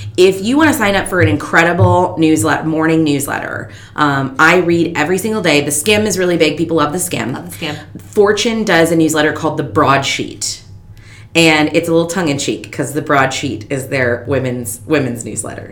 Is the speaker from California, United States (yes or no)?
no; Fargo, North Dakota, United States; I grew up in North Dakota in Fargo